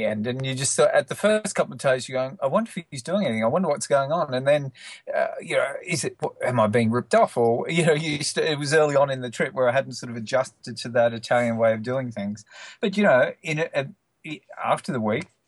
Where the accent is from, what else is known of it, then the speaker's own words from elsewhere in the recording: Australia; now in London, United Kingdom; I'm an Australian travel author, but currently living in London.